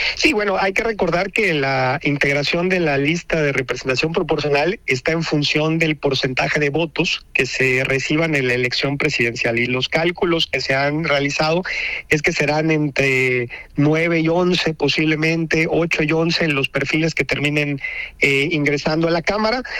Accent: Yucatán, Mexico; como panistas yucatecos

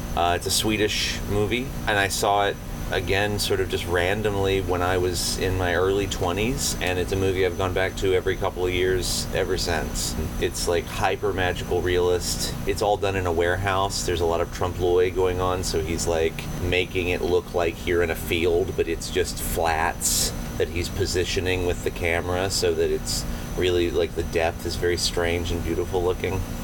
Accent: Pensacola, Florida, United States; I grew up in Pensacola, Florida

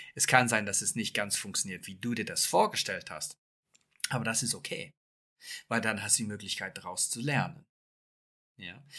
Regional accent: England, United Kingdom; moved away; ich bin gebürtiger Engländer

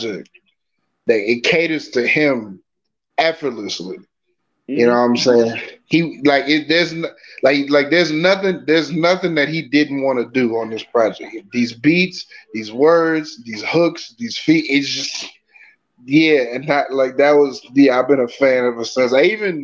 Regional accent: Texas, United States; I'm from Texas.

